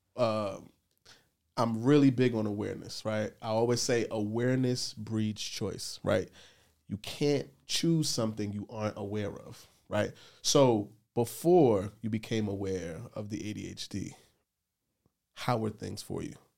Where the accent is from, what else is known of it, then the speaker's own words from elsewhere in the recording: New York City, New York, United States; I grew up in the Bronx